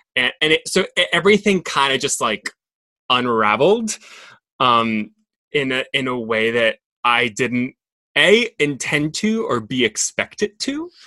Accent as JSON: {"language": "English", "town": "Monterrey", "region": "Nuevo León", "country": "Mexico", "tie": "born or raised there", "also_born_or_lived": "Dallas, Texas", "second_language": "English", "said": "I grew up in Monterrey, like really close to the border, I kind of grew up between both cultures. Like I, I grew up being Mexican"}